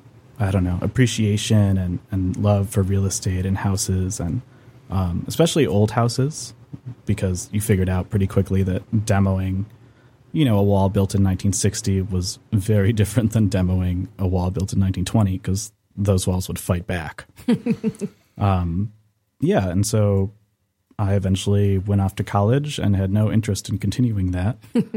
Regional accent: Birmingham, Michigan, United States; I grew up in Birmingham in a family that was kind of obsessed with renovation and real estate.

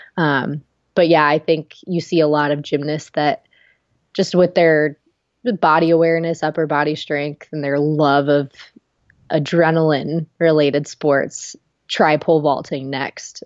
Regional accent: Ohio, United States; moved away as an adult; also born or lived in Knoxville; we grew up together in Ohio

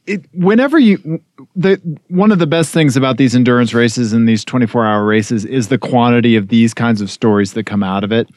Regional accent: Missouri, United States; growing up in Missouri

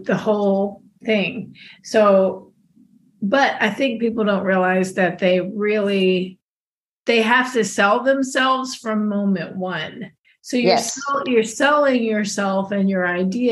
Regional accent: Texas, United States; I'm a Texan

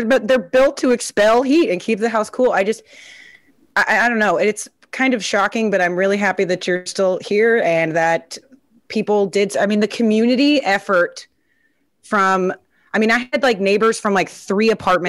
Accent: Midwest, United States; because I'm from the Midwest. This is a normal thing.

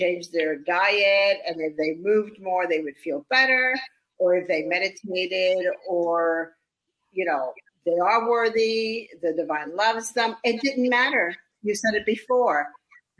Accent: New York, United States; I grew up in New York like you did.

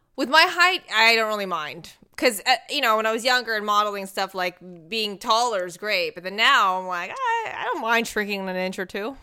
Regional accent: Texas, United States; now in Los Angeles, United States; I'm from Texas.

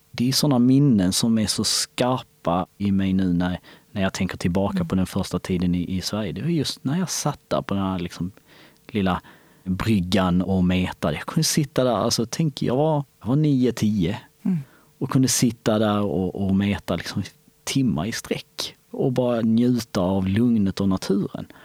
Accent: Kosovo; now in Sweden; Alltså visst, vi hade ju skog i, hemma i Kosovo också. Men det var, inte, det var inte så stort, det var inte så mycket som här.

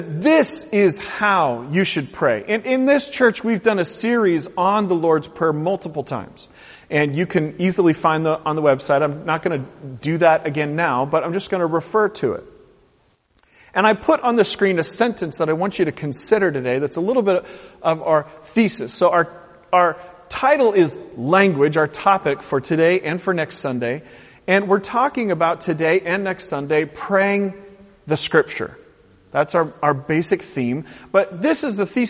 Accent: United States; in our American culture

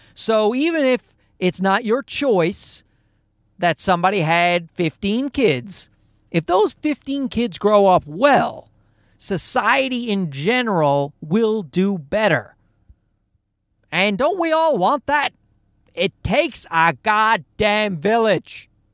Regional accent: Newfoundland and Labrador, Canada; I grew up in Newfoundland, where they don't speak English well

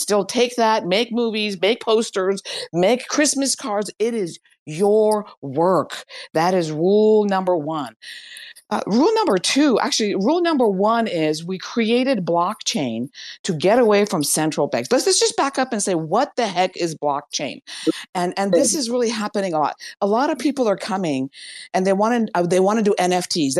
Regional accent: Iran; I'm from Iran

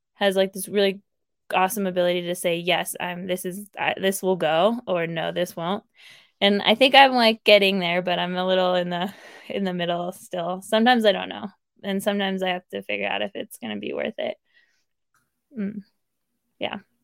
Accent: Placerville, California, United States; also born or lived in South Lake Tahoe, California; I grew up in Placerville, which is about an hour from South Lake

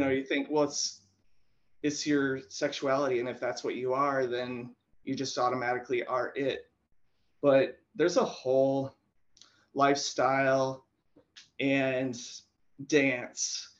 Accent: South Dakota, United States; growing up in South Dakota

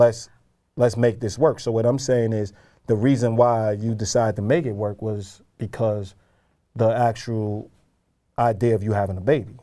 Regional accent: New York, United States; I know I'm a New Yorker

